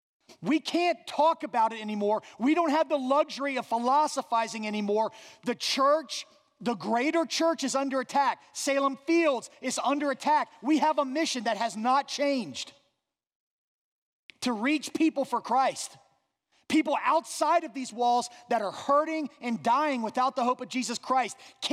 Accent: Ireland; I'm a guy, right? I'm Irish. I have to act tough.

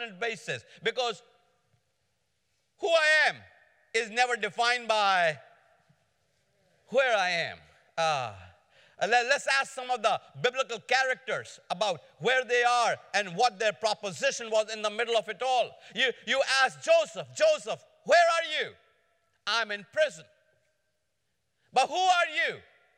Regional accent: India; moved away as an adult; also born or lived in Atlanta, United States; now in United States; I came to America from India in 1973 as a student in Atlanta.

